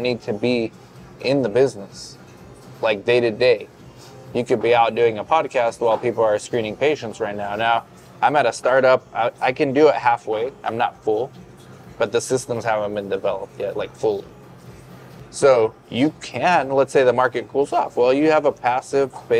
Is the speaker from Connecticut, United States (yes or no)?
no; Orange County, California, United States; moved away as an adult; also born or lived in Inland Empire, California; now in Yuma, United States; I'm from Orange County. From 2005 till 2021, when we moved here, I was in Orange County, Inland Empire, doing research sites